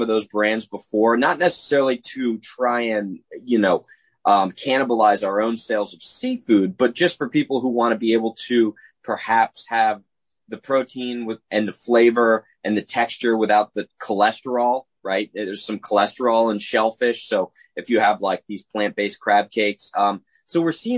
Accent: New Jersey, United States; moved away; I'm originally from Jersey

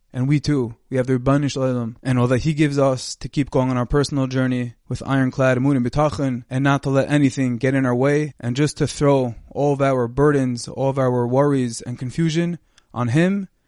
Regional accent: Monsey, New York, United States; moved away as an adult; also born or lived in Jerusalem, Israel; now in Lakewood, United States; I'm originally from Muncie, New York

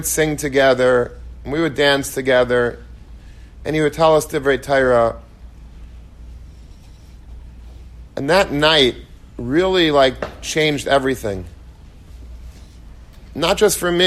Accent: Long Beach, New York, United States; I grew up in Long Beach, and that's where I went to yeshiva

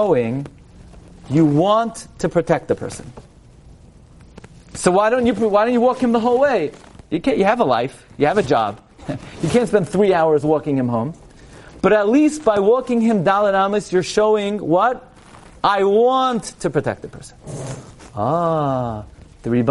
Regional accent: New York City, New York, United States; when I was a bachur, I grew up in Flatbush. Flatbush is in a planet called New York

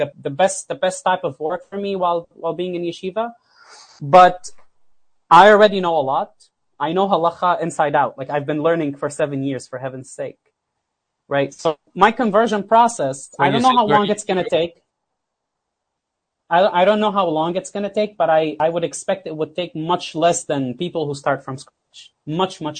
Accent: South Governorate, Lebanon; moved away; also born or lived in South Florida / Houston; I came from South Lebanon

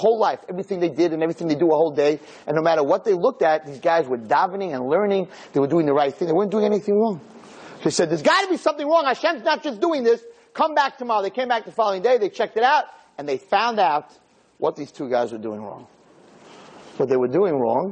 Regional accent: United States; we Americans

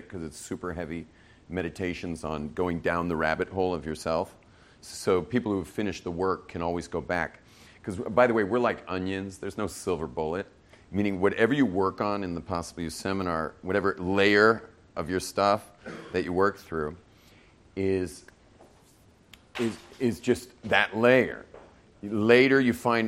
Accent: Los Angeles, California, United States; we grew up in West

